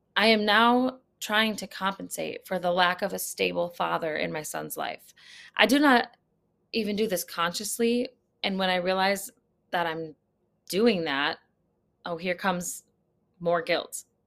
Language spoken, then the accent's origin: English; United States; as an American, I am not living in an active war zone